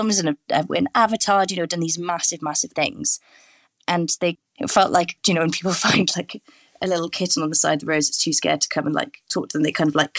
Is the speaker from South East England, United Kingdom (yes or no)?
no; Welsh, Wales, United Kingdom; I'm Welsh speaking.